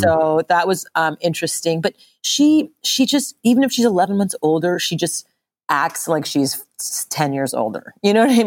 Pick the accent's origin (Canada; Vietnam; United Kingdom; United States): Canada; Montreal, Quebec; I grew up in Montreal, Canada, um, and my mother's Japanese, my father's from India